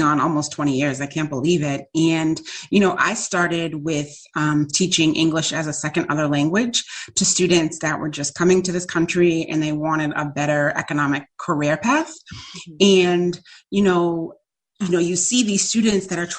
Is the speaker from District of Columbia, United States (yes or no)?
no; Massachusetts, United States; also born or lived in New York; I came back to Massachusetts